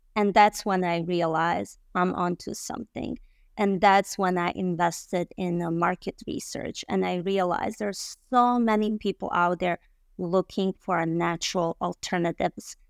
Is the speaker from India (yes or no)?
no; Bosnia & Herzegovina; English is a second language; also born or lived in Michigan, United States; now in United States; I arrived in the United States in two thousand and one and with my family as a refugee from a Bosnia